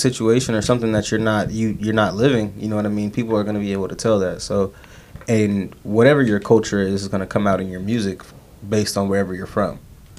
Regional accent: California, United States; But, like, at the end of the day, like, I'm still from California, you know what I'm saying?

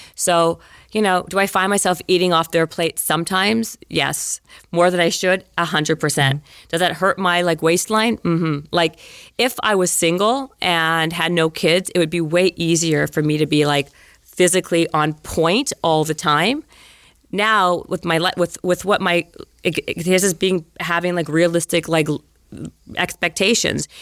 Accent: Winnipeg, Manitoba, Canada; moved away as an adult; growing up in Winnipeg. Remember where I grew up?

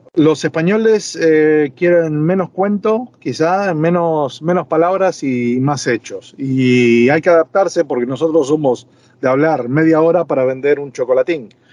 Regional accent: Buenos Aires, Argentina; moved away as an adult; also born or lived in Madrid, Spain; now in Marbella, Spain; mi país de origen, Argentina. Yo siempre me voy a sentir argentino

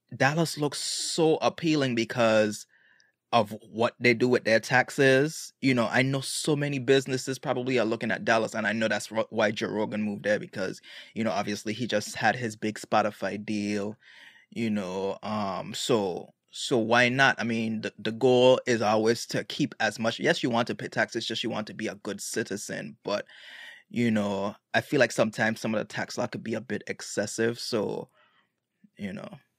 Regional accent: Road Town, British Virgin Islands; also born or lived in United States; now in Atlanta, United States; I was born here in the States and I spent all my life in Tatola

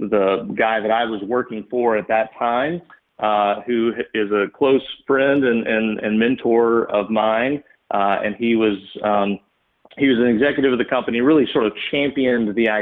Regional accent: Birmingham, Alabama, United States; also born or lived in Tuscaloosa; grew up in Birmingham, great family

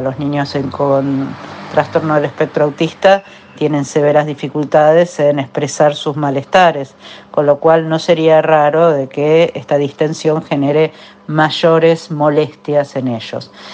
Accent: Argentina; mi país y en mi ciudad

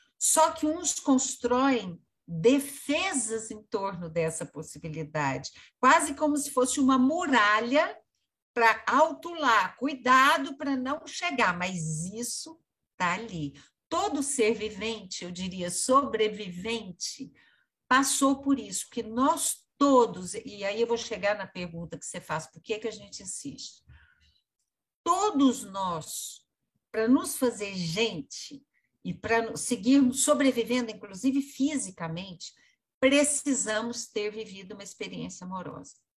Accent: Brazil; a gente é brasileiro

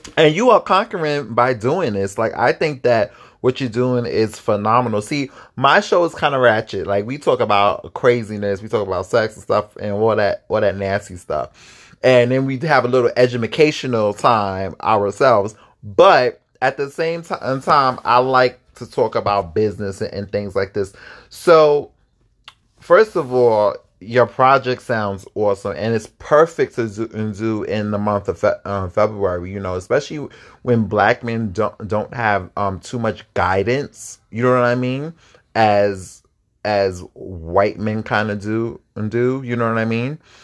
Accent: East Coast, United States; I'm from the East Coast and I'm a little more ugh, like a little rough

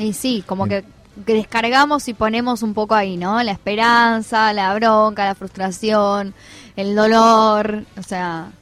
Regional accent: Argentina; los 45 millones de argentinos que estamos atrás mirando

